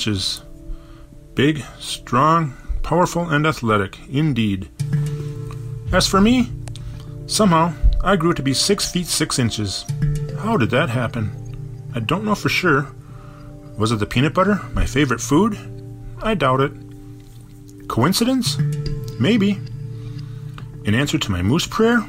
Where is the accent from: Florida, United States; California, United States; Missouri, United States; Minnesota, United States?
Minnesota, United States; Bloomington; I lived with a moose all throughout my childhood, growing up in Bloomington, Minnesota